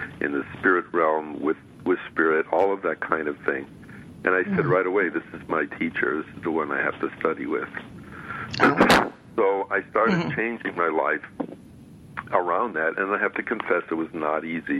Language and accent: English; Midwest, United States; moved away as an adult; also born or lived in New York / California; I came from the Midwest and grew up with a good Greek family